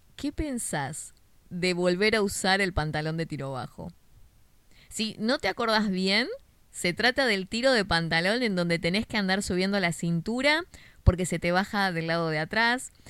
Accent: Argentina; Si sos de Argentina, como yo

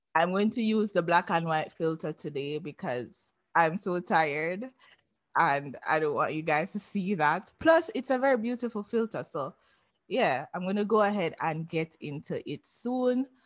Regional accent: Jamaica; I'm Jamaican

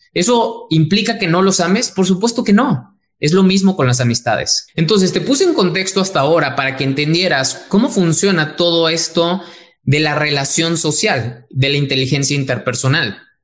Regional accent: Mexico

